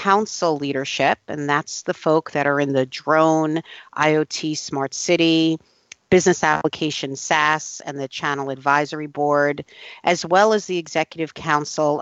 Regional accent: New York, United States; as a New Yorker

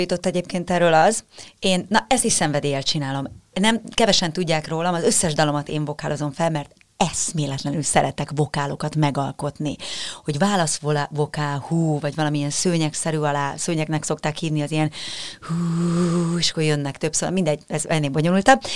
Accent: Budapest, Hungary; a Békás megyeri lakótelepen nőttem fel

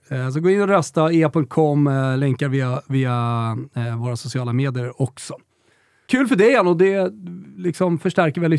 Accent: Värmland, Sweden; Jag är från Värmland.

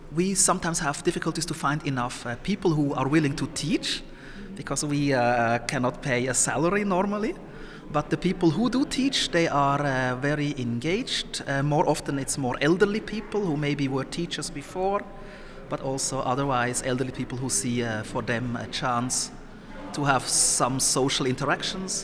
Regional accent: Somalia; now in Switzerland; I was born in Somalia, but I am here since 30 years, over 30 years in Switzerland

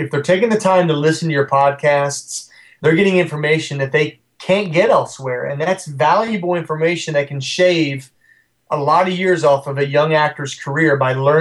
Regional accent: West Virginia, United States; Not my hometown, but my home state of West Virginia

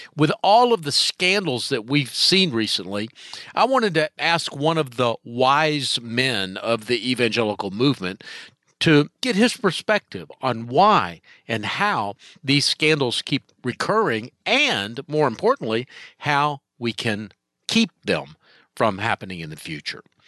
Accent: Charlotte, North Carolina, United States; Charlotte, my hometown

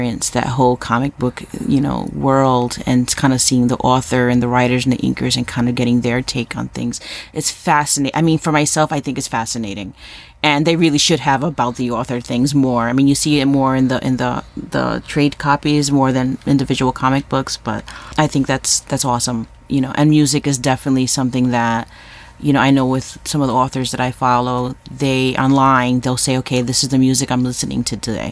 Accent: New York City, New York, United States; moved away; I'm Puerto Rican from Harlem

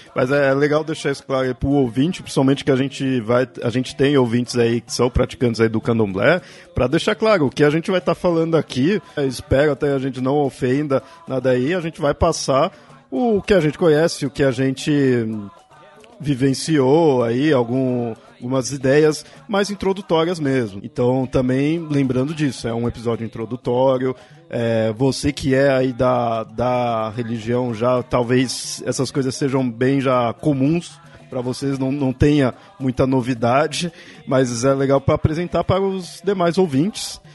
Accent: São Paulo, Brazil; eu sou aqui de São Paulo

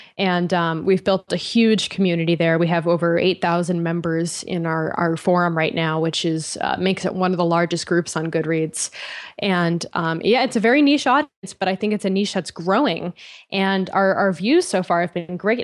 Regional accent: Connecticut, United States; moved away as an adult; also born or lived in Boston / San Francisco; I grew up in Connecticut

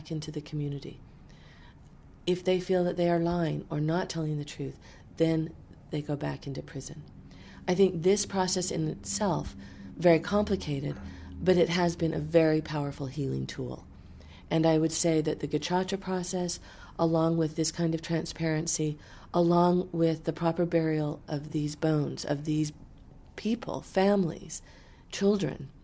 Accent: the American West, United States; I grew up in the American West. It's my home.

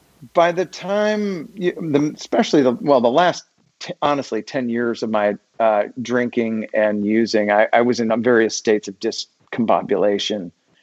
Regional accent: Germany; born there; I was born in Germany and my dad stayed on there after my parents got a divorce.

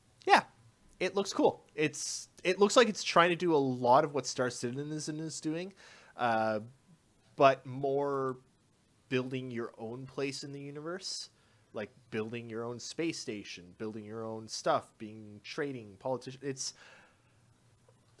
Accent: Canada; I am a Canadian

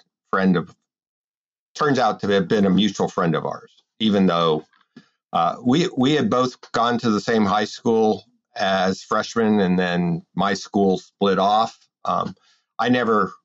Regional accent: Tucson, Arizona, United States; also born or lived in Brooklyn, New York; So I grew up in Tucson, Arizona. I was born in Brooklyn, New York. We moved out to Tucson when I was 364 days old.

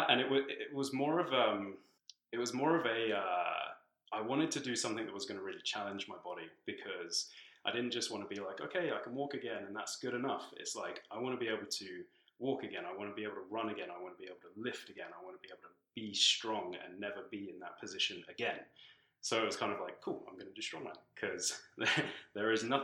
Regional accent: Tanzania; also born or lived in London, United Kingdom / South Africa / West Africa / New Zealand; now in Canada; So I was born in the UK. I was born in London, but I actually grew up in Tanzania in East Africa, um, and then I've lived in South Africa, West Africa, New Zealand, Australia.

